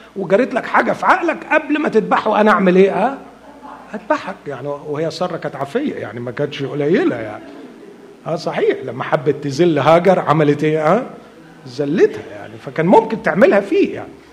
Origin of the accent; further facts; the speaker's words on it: Egypt; عندنا في مصر